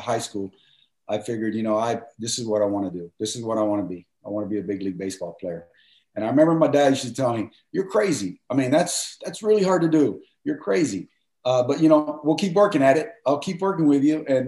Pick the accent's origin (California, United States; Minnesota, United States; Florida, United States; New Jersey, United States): Florida, United States; Miami; moved away as an adult; also born or lived in Cuba; I love growing up in Miami